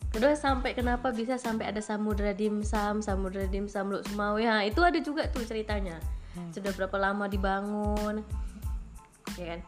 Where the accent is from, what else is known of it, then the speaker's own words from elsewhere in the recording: Medan, North Sumatra, Indonesia; moved away as an adult; now in Aceh, Indonesia; jauh dari orang tua, jauh dari kota Medan